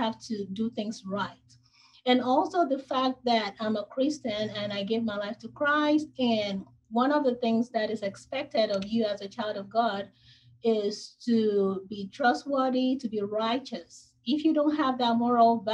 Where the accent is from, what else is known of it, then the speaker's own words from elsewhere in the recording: Nigeria; moved away as an adult; now in United States; I was born in Nigeria